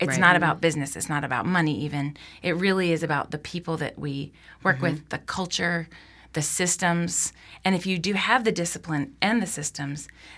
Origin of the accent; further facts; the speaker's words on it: Nashville, Tennessee, United States; I grew up in Nashville, so I knew the neighborhoods-ish.